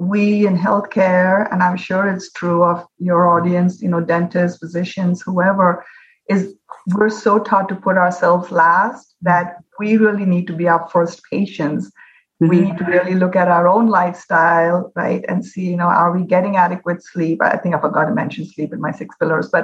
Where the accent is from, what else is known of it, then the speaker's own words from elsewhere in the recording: India; now in Hawaii, United States; When I was growing up in India